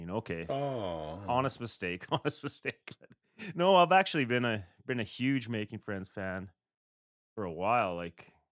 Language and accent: English; West, Canada; So we're we're the Canadian guys over in the West.